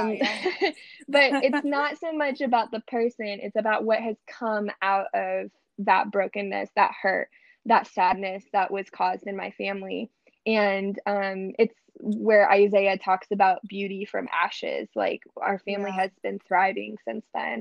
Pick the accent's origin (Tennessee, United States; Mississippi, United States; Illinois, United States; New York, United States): Tennessee, United States; moved away as an adult; now in Miami, United States; I'm from Tennessee originally, but I live in Miami, Florida with my husband